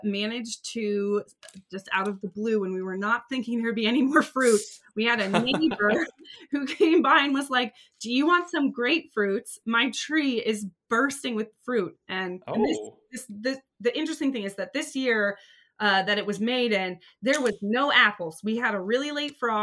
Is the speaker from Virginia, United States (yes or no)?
no; Santa Cruz, California, United States; I'm from Santa Cruz. I grew up by the ocean my whole life